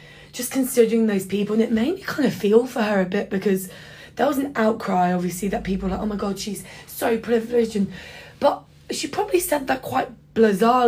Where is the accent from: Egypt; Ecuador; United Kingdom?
United Kingdom; London; moved away as an adult; now in Sydney, Australia; But I grew up in London, born and raised, but first gen British